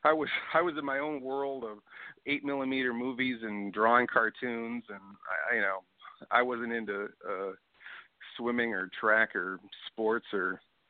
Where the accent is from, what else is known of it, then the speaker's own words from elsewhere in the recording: Sacramento, California, United States; Wow, I'm from Sacramento.